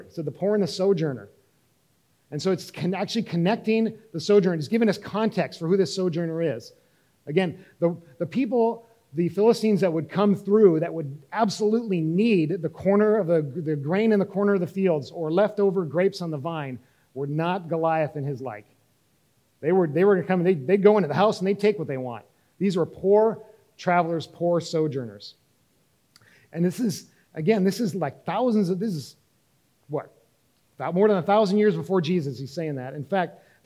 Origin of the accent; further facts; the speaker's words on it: North Dakota, United States; moved away as an adult; also born or lived in Central Asia; I grew up in North Dakota